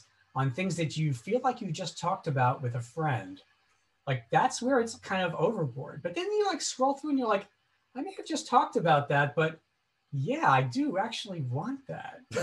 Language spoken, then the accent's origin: English; Oceanside, New York, United States; Oceanside, New York, where I grew up.